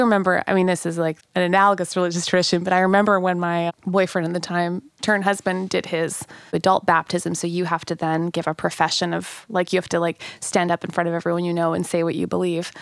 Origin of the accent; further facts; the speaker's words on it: Manitoba, Canada; moved away; I'm from Manitoba